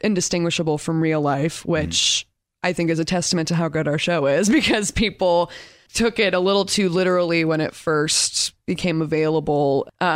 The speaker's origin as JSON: {"language": "English", "town": "Torrance", "region": "California", "country": "United States", "said": "I'm from Torrance, California"}